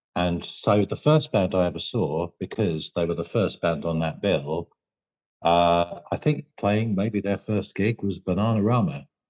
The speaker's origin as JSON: {"language": "English", "area": "Medway", "region": "South East England", "country": "United Kingdom", "said": "we're from Medway"}